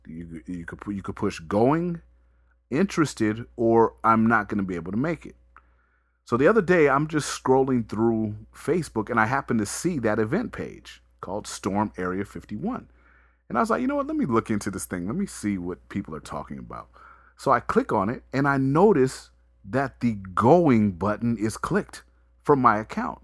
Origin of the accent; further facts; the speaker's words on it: Las Vegas, Nevada, United States; growing up in Vegas